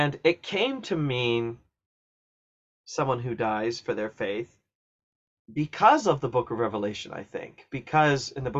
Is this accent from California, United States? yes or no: no; Ohio, United States; I grew up in Ohio and I went to college in Southern Ohio.